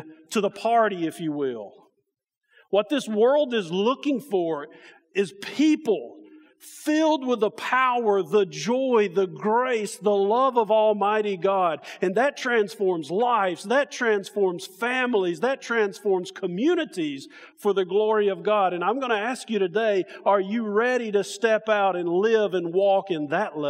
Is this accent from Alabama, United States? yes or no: yes; Alabama, United States; now in Indiana, United States; We come from Alabama, my family and me